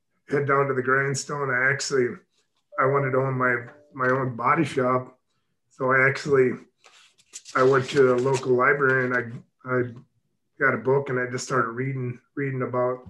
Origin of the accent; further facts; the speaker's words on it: Mitchell, South Dakota, United States; also born or lived in Texas; I actually journeyed back to my hometown in Mitchell, South Dakota, and started my shop.